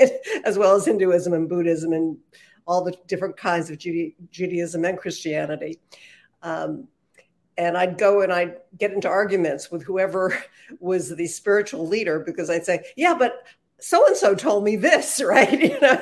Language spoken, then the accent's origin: English; outside of New York City, United States; because I grew up outside of New York City, that was very easy to do.